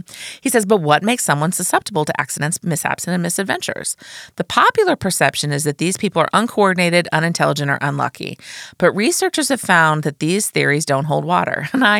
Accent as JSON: {"language": "English", "region": "Midwest", "country": "United States", "moved": "yes", "lives_now": "New York, United States", "said": "I'm from the Midwest"}